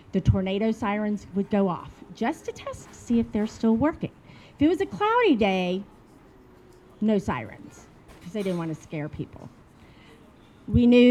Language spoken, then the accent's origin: English; Little Rock, Arkansas, United States; accent: southern; now in Shenzhen, China; I grew up in Little Rock, Arkansas